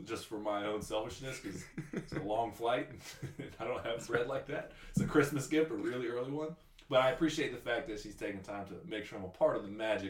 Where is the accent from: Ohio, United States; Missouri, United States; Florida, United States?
Florida, United States; Tallahassee; I'm from Tallahassee